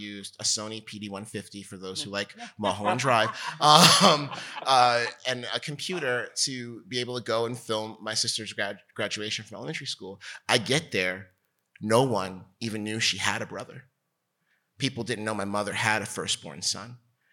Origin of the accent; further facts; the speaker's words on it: New Jersey, United States; I'm from New Jersey. I'm Bridge and Channel. For sure, you know, and I'm from the New York side of New Jersey, and we grew up